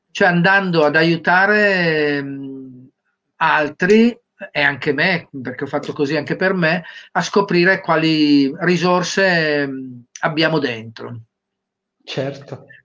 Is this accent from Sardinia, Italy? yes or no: yes; Cagliari, Sardinia, Italy; Io sono di Cagliari.